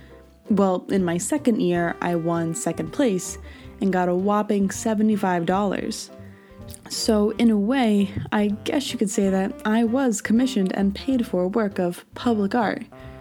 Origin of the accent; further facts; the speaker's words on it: New Jersey, United States; My hometown in New Jersey